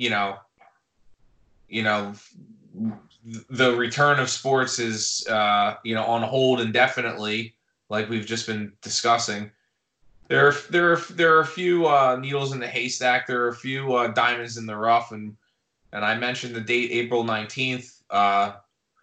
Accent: Philadelphia, Pennsylvania, United States; growing up in Philly as a basketball fan in the 90s

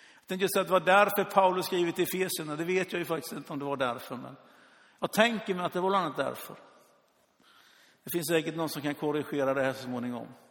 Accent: Sweden; som svensk

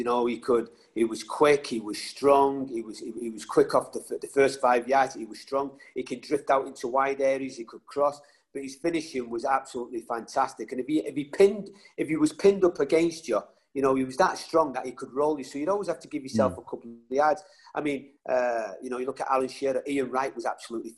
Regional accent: Salford, North West England, United Kingdom; also born or lived in Ireland; I was brought up, you know, in between England and Ireland. And growing up in Salford, it was a big red area.

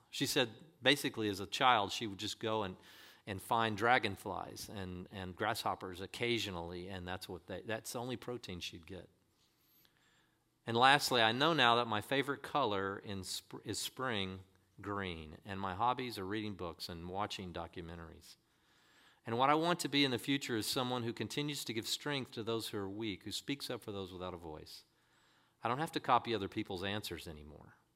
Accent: North Korea; moved away; Because I was born in North Korea, I've never traveled anywhere, and I didn't have access to the internet or outside information.

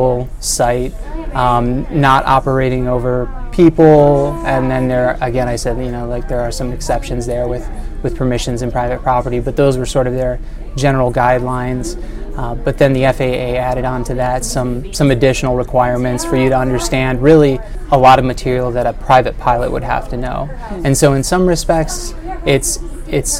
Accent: Michigan, United States; also born or lived in Ohio; now in Carmel, United States; I'm originally from Michigan

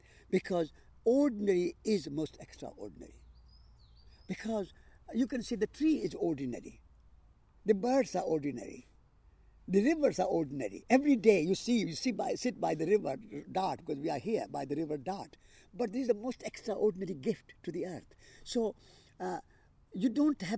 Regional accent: India; moved away; I am an Indian

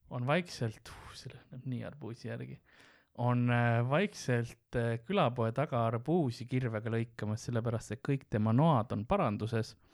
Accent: Scotland, United Kingdom; accent: Scottish; olid koomikud, kes ei olnud minu šoti aktsenti kuulnud varem

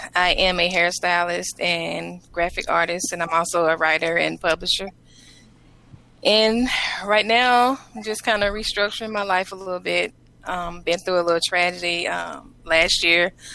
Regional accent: Mississippi, United States; accent: Mississippi; now in Marietta, Georgia, United States; I'm from Mississippi

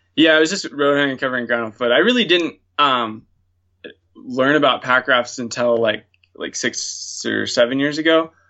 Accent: Montana, United States; I'm born and raised in Montana

